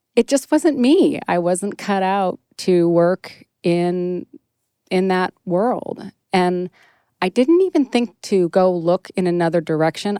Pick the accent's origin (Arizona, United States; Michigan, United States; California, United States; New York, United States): California, United States; Northern; moved away as an adult; also born or lived in Sacramento / San Francisco; now in Maine, United States; in Maine, but I'm from Northern California